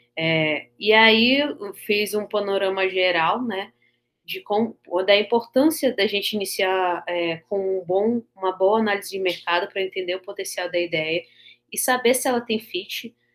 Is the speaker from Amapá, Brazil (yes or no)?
yes; Amapá, Brazil; sou do Amapá, extremo norte do Brasil